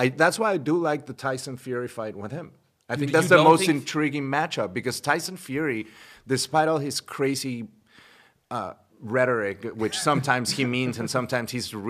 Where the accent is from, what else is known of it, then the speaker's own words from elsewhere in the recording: Mexico; I'm from Mexico and I was born in Mexico.